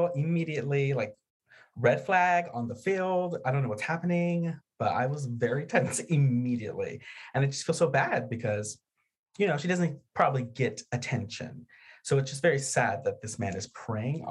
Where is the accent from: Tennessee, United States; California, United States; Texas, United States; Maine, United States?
Texas, United States; around the Texas border, United States; I grew up around the Texas border